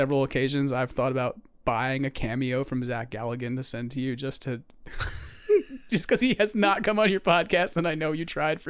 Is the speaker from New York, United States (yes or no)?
yes; New York, United States; because I'm a New Yorker who's Irish and Italian.